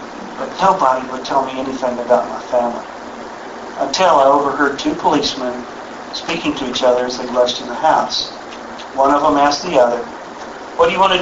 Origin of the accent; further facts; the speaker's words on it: Texas, United States; I grew up in Texas, and I've been around guns all my life